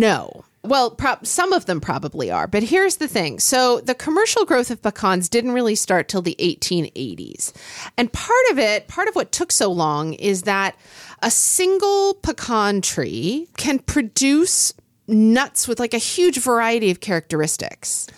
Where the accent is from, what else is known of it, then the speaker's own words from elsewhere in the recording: Oklahoma, United States; moved away; I grew up in Oklahoma